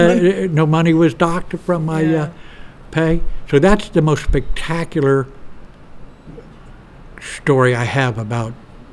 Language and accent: English; Houston, Texas, United States; he was from Boston, I'm from Houston, and the Astros had just won the World Series several months before